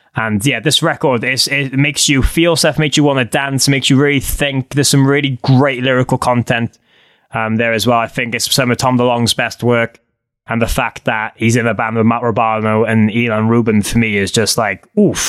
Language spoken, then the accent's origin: English; Cardiff, Wales, United Kingdom; I'm from Cardiff.